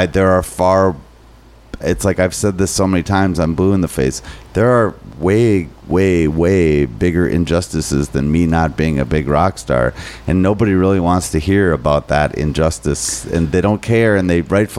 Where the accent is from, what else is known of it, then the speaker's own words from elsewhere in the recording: Minnesota, United States; I'm too Minnesotan.